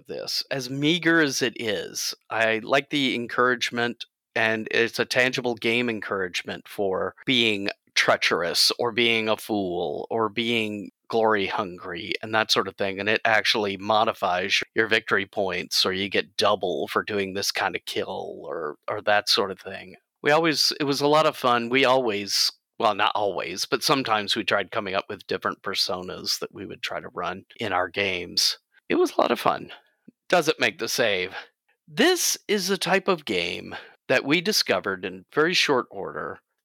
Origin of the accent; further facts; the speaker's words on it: Greenville, Mississippi, United States; growing up in Greenville, Mississippi, not an urban place